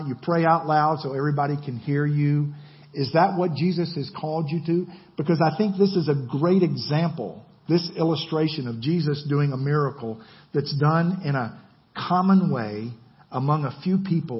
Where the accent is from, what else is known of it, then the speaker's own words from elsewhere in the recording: Georgia, United States; I'm from Georgia.